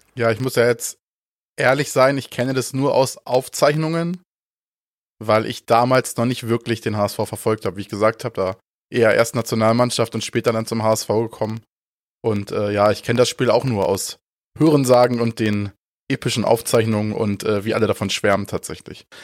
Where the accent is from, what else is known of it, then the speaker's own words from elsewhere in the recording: Ostholstein, Schleswig-Holstein, Germany; Ich komme ja aus Ostholstein, ist jetzt auch nicht so super weit weg von, von Hamburg.